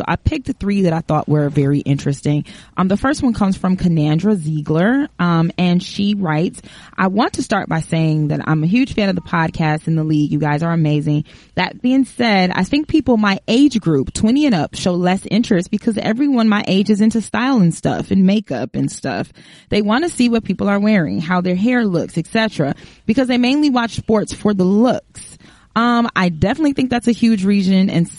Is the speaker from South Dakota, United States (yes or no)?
no; Chicago, Illinois, United States; I'm from Chicago, and I've attended Chicago Sky games